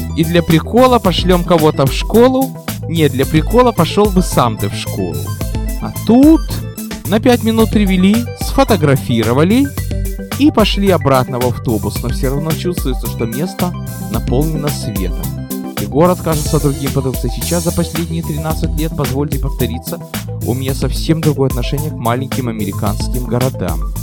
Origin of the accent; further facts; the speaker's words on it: Odesa, Odesa Oblast, Ukraine; now in United States; родная Одесса